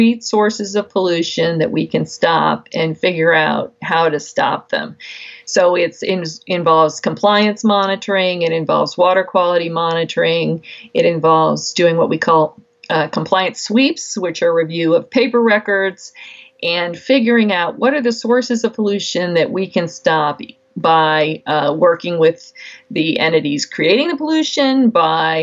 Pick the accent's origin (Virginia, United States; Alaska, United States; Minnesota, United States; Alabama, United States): Virginia, United States; Waynesboro; moved away as an adult; now in Washington, D.C., United States; Waynesboro, I grew up in the headwaters of the Shenandoah along the South River